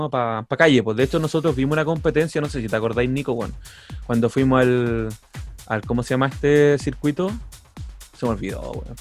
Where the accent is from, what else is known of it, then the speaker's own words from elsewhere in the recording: Renca, Santiago Metropolitan Region, Chile; now in Ñuñoa, Chile; nací en Renca. Corazón de Renca